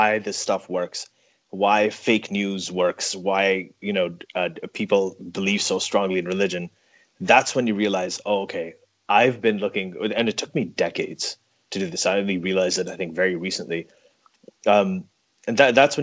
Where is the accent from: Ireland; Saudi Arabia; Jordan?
Saudi Arabia; I grew up in Saudi Arabia